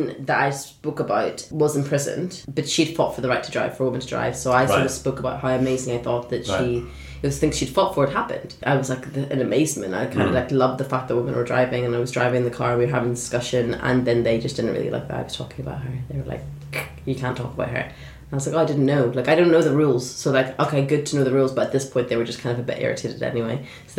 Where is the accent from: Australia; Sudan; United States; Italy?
Sudan; also born or lived in Saudi Arabia; I was like, well, you know, I was born in Saudi Arabia, but I'm from Sudan.